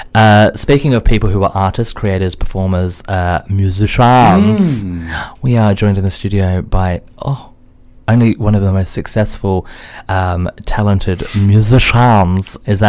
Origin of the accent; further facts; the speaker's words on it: Australia; Yes, I mean, as an Australian, what I actively told the studio was like, can we make it as close to the sun as we possibly can?